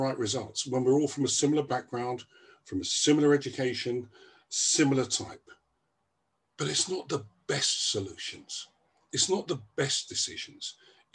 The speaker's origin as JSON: {"language": "English", "country": "Gambia", "tie": "born or raised there", "moved": "yes", "said": "I was born in Gambia"}